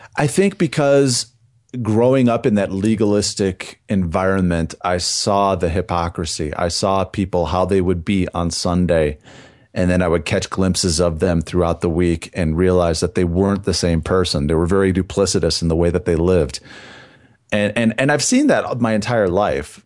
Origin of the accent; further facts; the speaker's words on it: southern Wisconsin, United States; I was born and raised in a small town in southern Wisconsin.